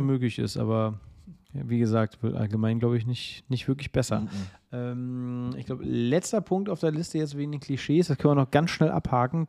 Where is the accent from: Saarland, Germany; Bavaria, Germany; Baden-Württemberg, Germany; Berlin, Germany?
Berlin, Germany; ich bin ja Berliner, also wirklich hier auch geboren und groß geworden